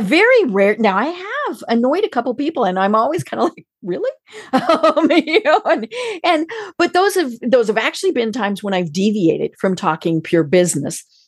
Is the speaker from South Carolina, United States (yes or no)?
no; Colorado, United States; now in Atlanta, United States; I live in Atlanta, And I'm from Colorado